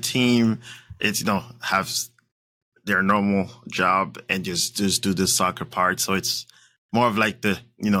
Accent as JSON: {"language": "English", "country": "France", "also_born_or_lived": "Kansas", "moved": "yes", "said": "I'm from France"}